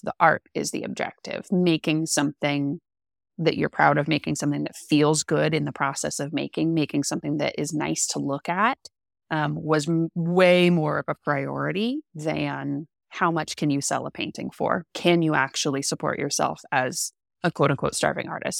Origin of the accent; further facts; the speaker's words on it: Central Coast, California, United States; I'm from California, born and bred, California raised. Um, I grew up on the Central Coast, which was magical.